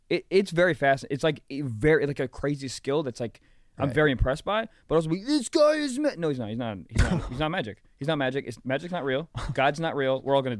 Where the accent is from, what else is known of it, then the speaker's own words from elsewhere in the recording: East Coast, United States; No, I'm from here. Not from New York, but I'm from East Coast.